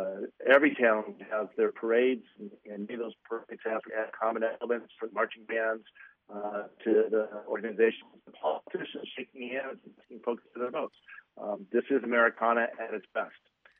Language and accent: English; Highland Park, Illinois, United States; this is my hometown. I was with my wife, and we were sheltered in place for much of the afternoon, as were most people in Highland Park.